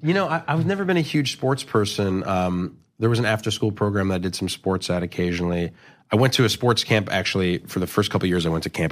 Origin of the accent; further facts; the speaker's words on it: New York City, New York, United States; I grew up in, in New York City in, uh, in Chelsea.